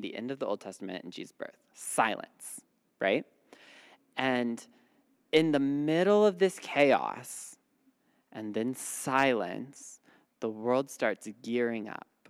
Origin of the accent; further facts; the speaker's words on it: Midwest, United States; moved away; I grew up in the Midwest where it gets really cold